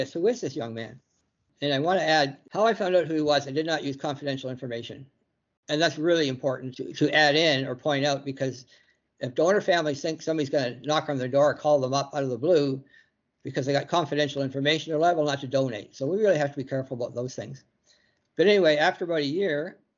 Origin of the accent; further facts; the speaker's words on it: Chatham, Ontario, Canada; also born or lived in Guelph, Ontario; I was born in a little town called Guelph, Ontario. And my family moved to Chatham when we were 5 years old because my father had work here, basically. So I've lived here most of my life